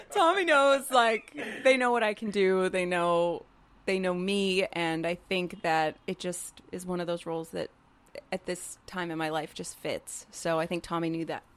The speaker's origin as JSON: {"language": "English", "region": "California", "country": "United States", "tie": "born or raised there", "said": "growing up in California"}